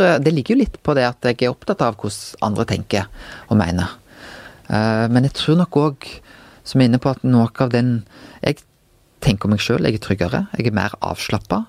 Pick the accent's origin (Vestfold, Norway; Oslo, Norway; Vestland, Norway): Vestland, Norway; Bømlo; moved away as an adult; also born or lived in Bergen; jeg vokste jo opp på Bømlo.